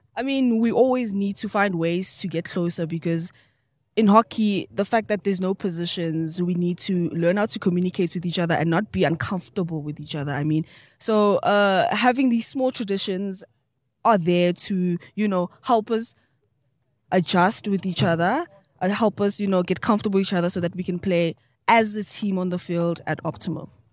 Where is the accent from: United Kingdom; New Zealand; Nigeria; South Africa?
South Africa; Mpumalanga; I come from Mpumalanga, deep down in Null Springs, up in South Africa